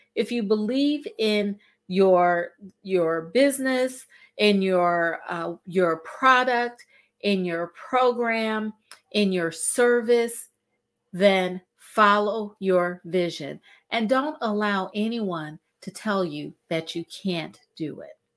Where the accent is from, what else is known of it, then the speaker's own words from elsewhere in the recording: Cleveland, Ohio, United States; We're both from Cleveland, Ohio